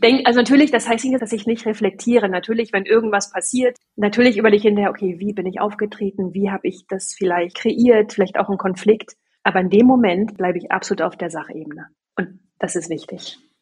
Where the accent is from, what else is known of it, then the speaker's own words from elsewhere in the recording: Sieke, Lower Saxony, Germany; ich bin, wie gesagt, auf dem Land groß geworden, da gab es nur einmal im Jahr diese Marktschreiermärkte. Ja, da kamen dann Fischfiete und Käseheidi und Blumenpeter und die standen dann da auf so einem kleinen Marktplatz in Sieke